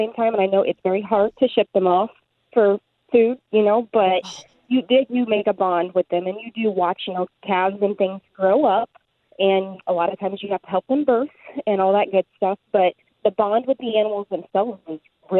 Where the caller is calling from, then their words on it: Loose Creek, Missouri, United States; Loose Creek, Missouri. It's about 20 minutes outside of Jeff City.